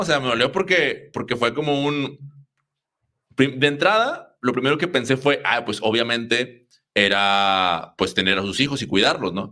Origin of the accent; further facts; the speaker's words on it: Mexico; como mexicanos